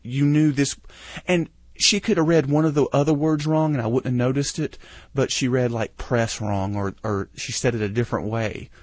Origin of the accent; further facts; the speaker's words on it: United States; being American